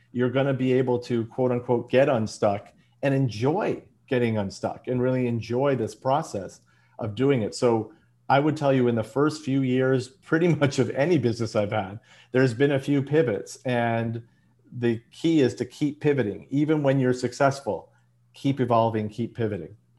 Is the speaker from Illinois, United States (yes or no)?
yes; Chicago, Illinois, United States; moved away as an adult; now in Los Angeles, United States; I was born and bred in Chicago